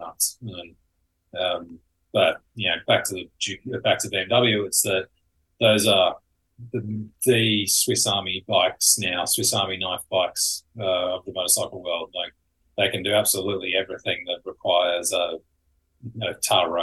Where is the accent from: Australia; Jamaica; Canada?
Australia; now in California, United States; I grew up in Australia